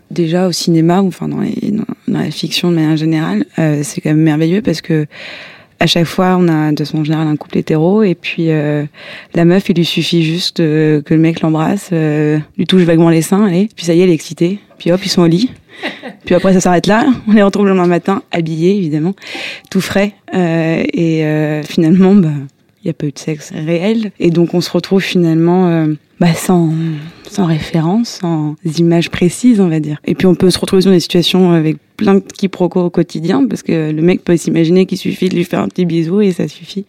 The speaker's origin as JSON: {"language": "French", "country": "Mexico", "moved": "yes", "said": "je viens de, du Mexique"}